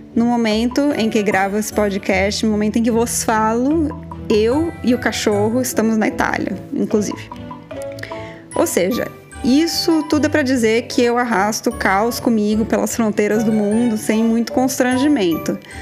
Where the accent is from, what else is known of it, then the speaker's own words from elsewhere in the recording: interior of São Paulo, Brazil; sou do interior de São Paulo